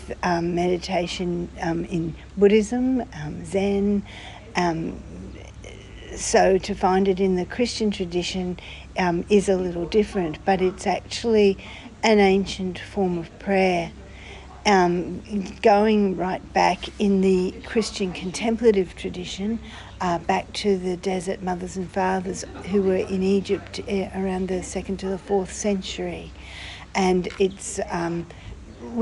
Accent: Australia; I'm from Australia

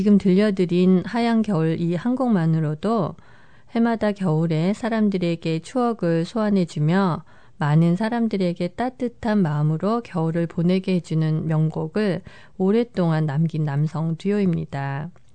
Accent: South Korea

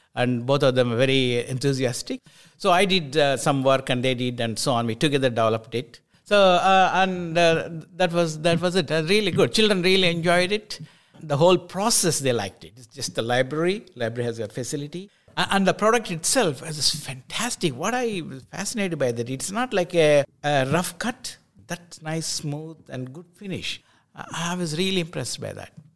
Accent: India; also born or lived in Scotland; now in New Zealand; I, I was born in India.

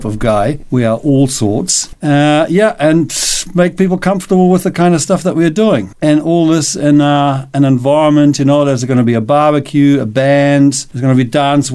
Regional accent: Cologne, North Rhine-Westphalia, Germany; moved away as an adult; now in Nelson, Canada; Originally from Germany. I've been here for 35 years

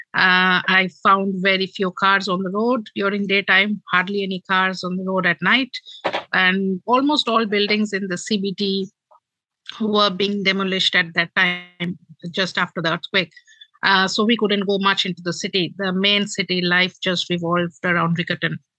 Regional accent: Kolkata, West Bengal, India; moved away as an adult; now in New Zealand; I was born and brought up in Kolkata, which is the eastern metropolitan city of India

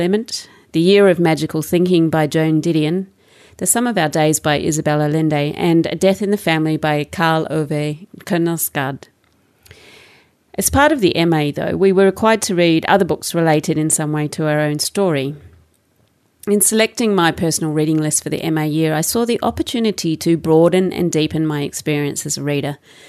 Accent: Melbourne, Victoria, Australia; It's basically the culture that I grew up in Melbourne, in suburban Melbourne in Australia.

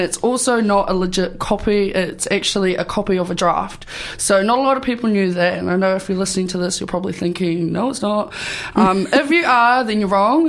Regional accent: Karitane, Otago, New Zealand; also born or lived in Rarotonga; I am from Karitane. Um, there's a mountain, a maunga there called Hikaroroa, and that is where my ancestors descend from

